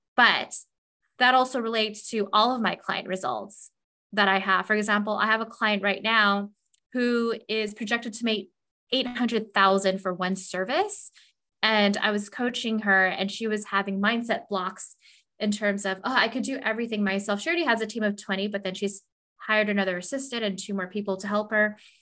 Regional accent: Southern California, United States; moved away as an adult; also born or lived in Los Angeles, California / Des Moines, Iowa / Indiana / Montana

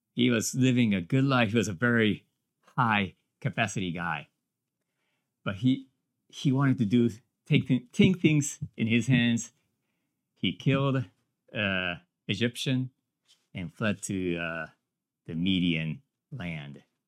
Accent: Japan; moved away as an adult; now in United States; I came from Japan

